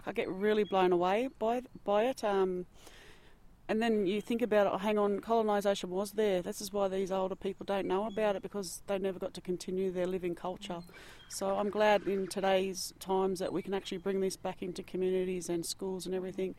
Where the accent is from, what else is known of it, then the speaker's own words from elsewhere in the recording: Sydney, New South Wales, Australia; moved away as an adult; now in Canberra, Australia; So my mother called Kalkadoon, and I didn't get to grow up there. I grew up on Dharawal country in Sydney, and now I live down here on Ngunnawal country in Canberra.